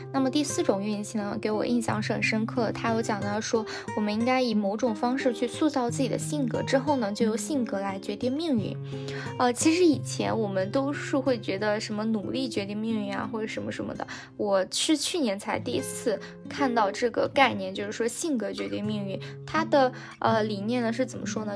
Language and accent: Chinese; China; 我们中国人